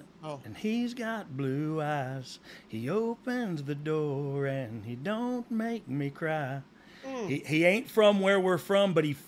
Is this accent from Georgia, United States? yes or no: yes; Georgia, United States; I'm from Georgia, but I've been to the field and wore his hat